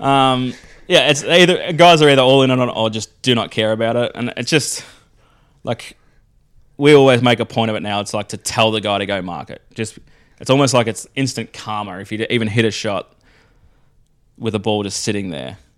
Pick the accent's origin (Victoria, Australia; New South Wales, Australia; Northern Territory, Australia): Victoria, Australia; Melbourne; we're growing up on Melbourne